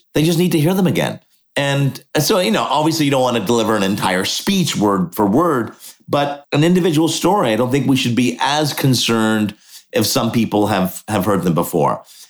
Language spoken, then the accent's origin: English; Montreal, Quebec, Canada; Yeah. So born in Montreal.